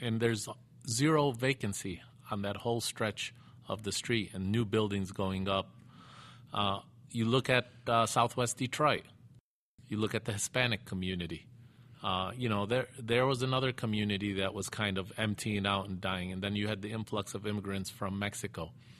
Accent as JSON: {"language": "English", "town": "Beirut", "region": "Beirut Governorate", "country": "Lebanon", "tie": "born there", "said": "No, I was born in Beirut, yeah."}